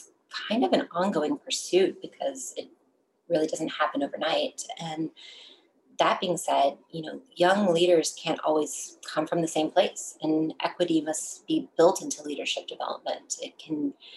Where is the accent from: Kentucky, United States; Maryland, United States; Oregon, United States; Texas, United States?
Texas, United States; moved away as an adult; now in Washington, DC, United States; I'm forever a Texan